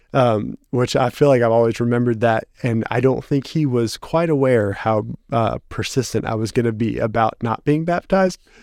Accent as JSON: {"language": "English", "area": "Dickson County", "region": "Tennessee", "country": "United States", "tie": "born or raised there", "also_born_or_lived": "Toledo, Ohio"}